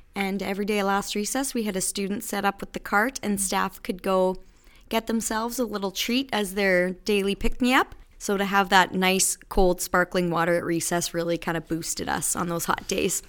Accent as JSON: {"language": "English", "area": "Battlefords area", "region": "Saskatchewan", "country": "Canada", "also_born_or_lived": "Regina", "moved": "as an adult", "lives_now": "Moose Jaw, Canada", "said": "I am actually from the Battle Fords area. I finished high school and went to University of Regina"}